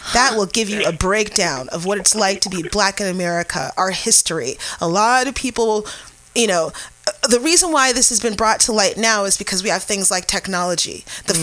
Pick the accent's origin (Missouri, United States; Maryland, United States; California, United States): California, United States; San Francisco; I'm from the Bayview District, which most people consider the outskirts of San Francisco